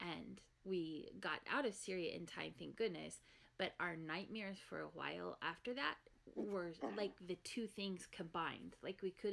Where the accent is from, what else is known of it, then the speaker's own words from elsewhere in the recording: Oklahoma, United States; Growing up in Oklahoma